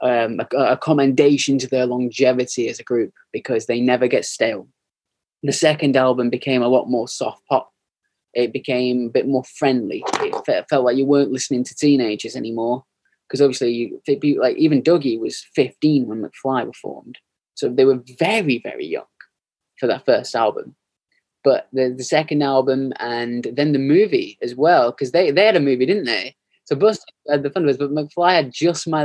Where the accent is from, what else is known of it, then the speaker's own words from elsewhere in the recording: United Kingdom; we're British